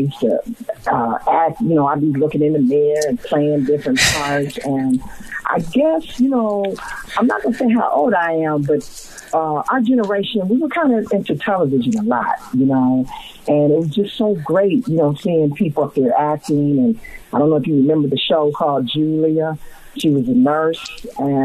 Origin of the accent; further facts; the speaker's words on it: Cleveland, Ohio, United States; also born or lived in Cincinnati, Ohio; I'm from Cleveland, Ohio. I'm from the Buckeye State. I went to Warrensville Heights High School